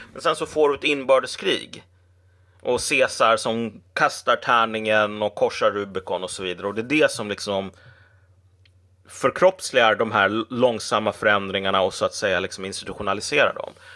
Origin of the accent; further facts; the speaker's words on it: Sweden; som svensk